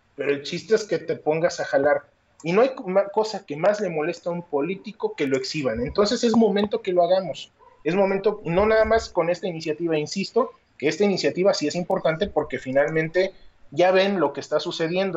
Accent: Mexico; soy mexicano hasta el tope

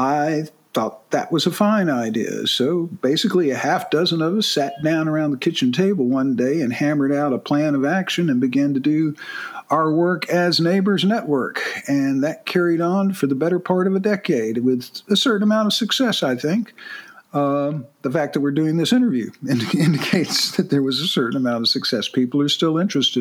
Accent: Atlanta, Georgia, United States; also born or lived in Dublin, Georgia / South Florida; growing up in Atlanta

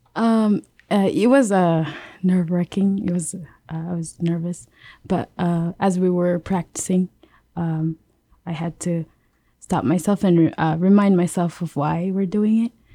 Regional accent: Yap, Micronesia; moved away as an adult; I'm from Yap.

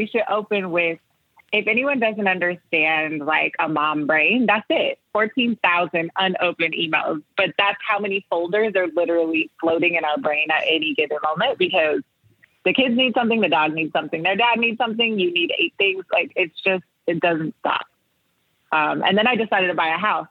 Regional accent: Oakland, California, United States; I'm born and raised in Oakland, California

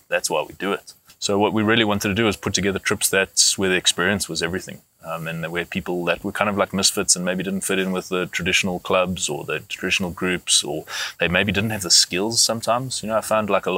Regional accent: Johannesburg, Gauteng, South Africa; we grew up in Johannesburg and we live here

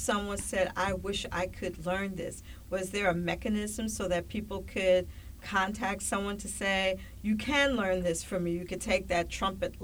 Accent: New York City, New York, United States; I grew up in the Bronx

